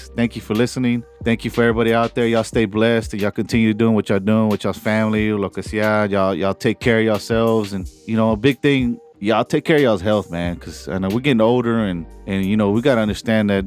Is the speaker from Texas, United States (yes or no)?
yes; Cielo Vista, Texas, United States; We from straight up Cielo Vista